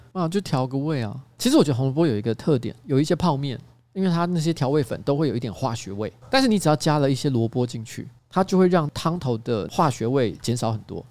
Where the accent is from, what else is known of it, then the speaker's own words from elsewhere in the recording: northern Taiwan, Taiwan; 我从小在北部长大